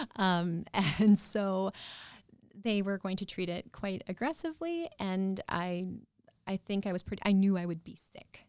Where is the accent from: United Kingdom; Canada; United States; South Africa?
Canada; Yorkton, Saskatchewan; I grew up outside of York and Saskatchewan